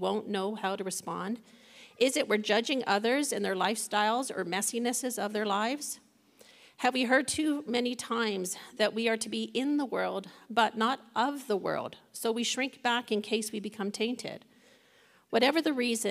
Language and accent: English; Toronto, Ontario, Canada; After growing up in the Young Lawrence area of Toronto, I moved out on my own, living in one of the more challenging parts of the city